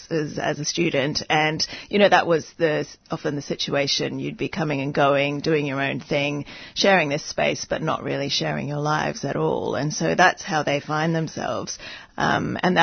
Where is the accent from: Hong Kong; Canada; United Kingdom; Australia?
Hong Kong; I grew up in Hong Kong